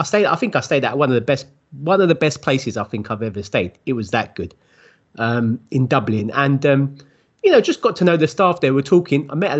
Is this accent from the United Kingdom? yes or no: yes; London, United Kingdom; South London